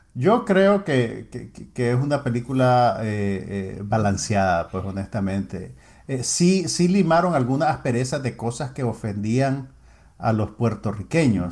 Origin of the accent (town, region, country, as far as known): Nicaragua